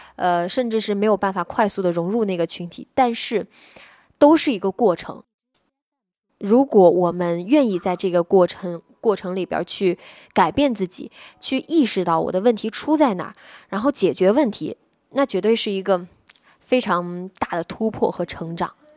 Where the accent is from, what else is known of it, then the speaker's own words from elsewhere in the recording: Nanjing, Jiangsu, China; 我是南京人